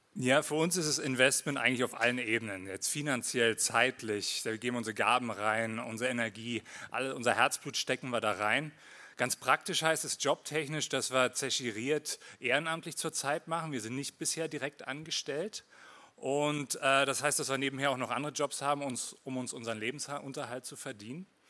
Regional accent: Berlin, Germany; accent: Hochdeutsch; moved away as an adult; also born or lived in Winterthur, Switzerland / Lake Thun, Switzerland; now in Switzerland; Ich bin in Marzahn aufgewachsen

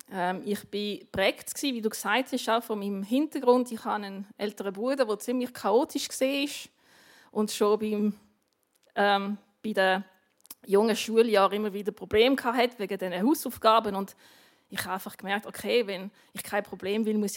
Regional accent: Basel, Basel-Stadt, Switzerland; Meine Eltern haben in Basel gewohnt, ich, habe, ich bin in Basel aufgewachsen.

